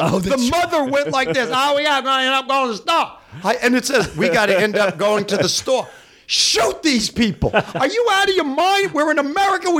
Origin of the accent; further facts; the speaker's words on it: New York, United States; moved away; I'm from New York.